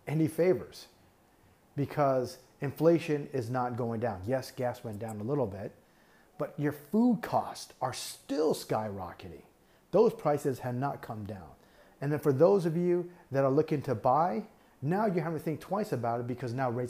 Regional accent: Taiwan; now in United States; Taiwan is my home country. That's where I'm from

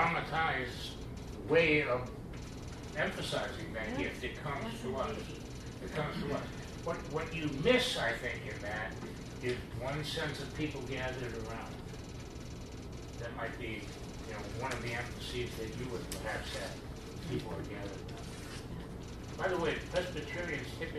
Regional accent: Pittsburgh, Pennsylvania, United States; also born or lived in Wisconsin; I'm from Pittsburgh

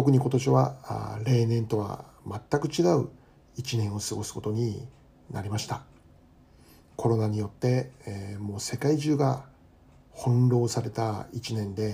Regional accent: Kitami, Hokkaido, Japan; moved away as an adult; now in New Jersey, United States; 私はこの北海道の北見市というところで生まれ育ちました。24歳まで北見で住んでいました

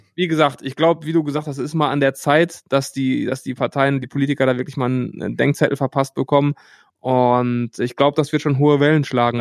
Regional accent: Hattingen, North Rhine-Westphalia, Germany; also born or lived in Bochum; Ich bin nicht in Bochum geboren, sondern in Hattingen. Hattingen ist ein paar Kilometer von Bochum entfernt

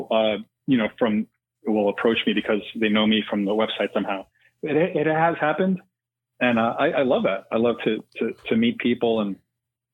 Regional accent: New York City, New York, United States; now in Los Angeles, United States; I'm not from LA originally. I grew up in New York City, but I've made some really good friends out here in the years we've lived here.

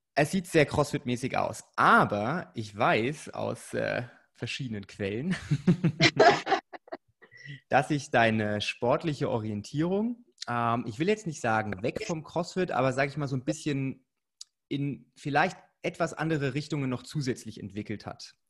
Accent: Bavaria, Germany; ich komme ja aus dem Erz erzkonservativen Bayern

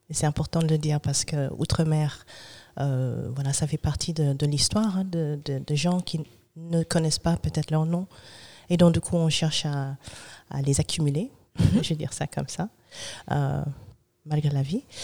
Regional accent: Germany; born there; Donc moi, je suis un brown baby. C'est-à-dire, je suis née en Allemagne d'un noir américain

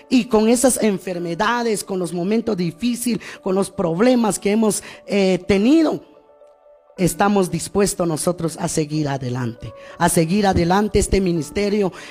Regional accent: Guatemala; partes de nuestra bella Guatemala

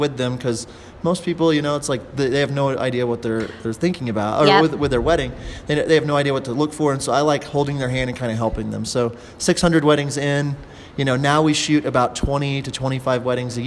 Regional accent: Oklahoma, United States; I'm from Oklahoma

